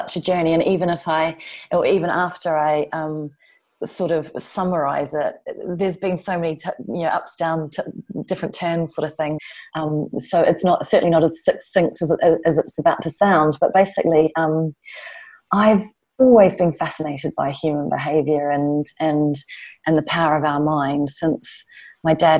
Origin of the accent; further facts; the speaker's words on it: New Zealand; moved away as an adult; now in London, United Kingdom; I'm from New Zealand